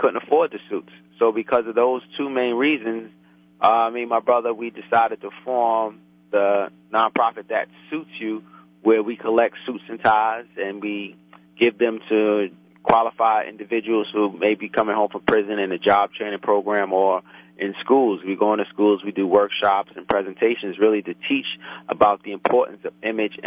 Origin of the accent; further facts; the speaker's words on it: New York City, New York, United States; I grew up in Brooklyn, raised in Brooklyn, went to school in Brooklyn, college in Brooklyn.